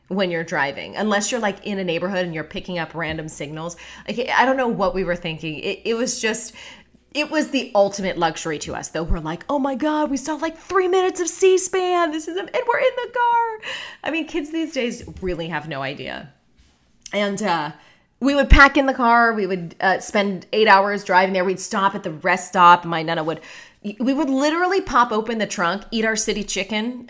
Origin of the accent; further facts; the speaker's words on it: Pittsburgh, Pennsylvania, United States; now in Orlando, United States; the house that I grew up in in Pittsburgh